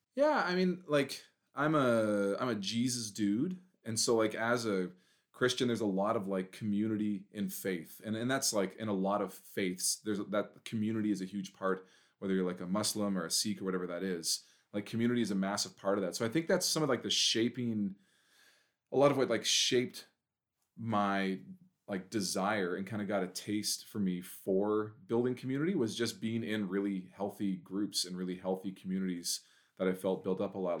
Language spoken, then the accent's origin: English; Prince George, British Columbia, Canada; I'm born and raised in Prince George.